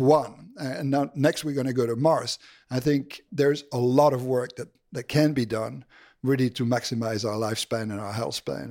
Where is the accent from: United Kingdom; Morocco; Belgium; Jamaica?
Belgium; moved away as an adult; also born or lived in Boston; I'm originally from Belgium.